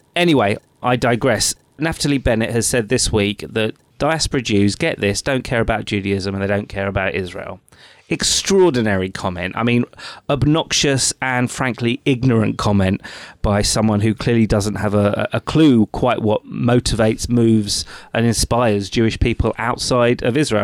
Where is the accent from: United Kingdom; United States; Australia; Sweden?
United Kingdom; I'm British to my roots